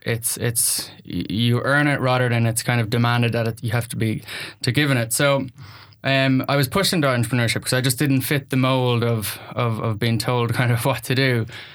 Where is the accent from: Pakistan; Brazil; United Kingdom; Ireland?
Ireland; accent: Irish; So I think my life started in Ireland. You'll hear from the accent. I am the son of a farmer's son.